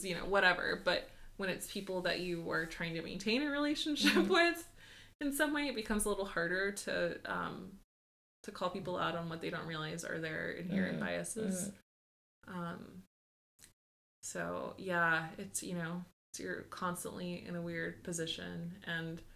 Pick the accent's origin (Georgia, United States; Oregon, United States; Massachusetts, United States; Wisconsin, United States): Georgia, United States; moved away as an adult; also born or lived in Puerto Rico (family); now in Washington, D.C., United States; I grew up in Georgia for the most part